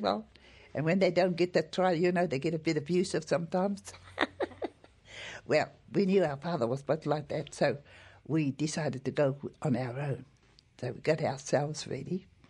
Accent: Hawke's Bay, New Zealand; also born or lived in Waikato; I was born in Waikato, and about five months, uh, my mum moved to Hawke's Bay and I was brought up, and I've been down in Hawke's Bay ever since

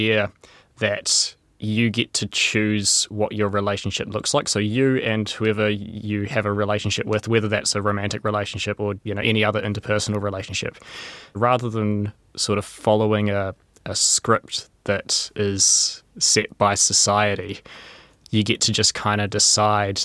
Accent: Wellington, New Zealand; I'm from Wellington.

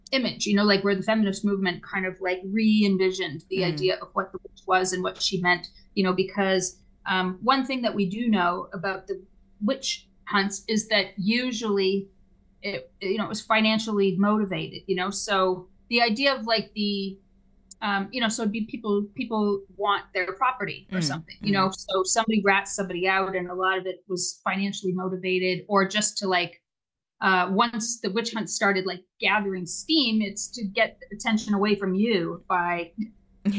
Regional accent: Canada; a Canadian who works in the arts with a lot of left-wing people

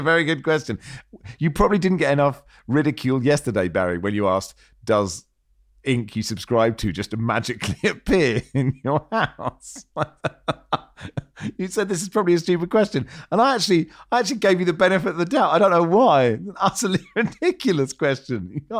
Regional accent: Hong Kong; Growing up in Hong Kong, she let me get up in the middle of the night to watch the 1981 FA Cup final between Manchester City and Spurs.

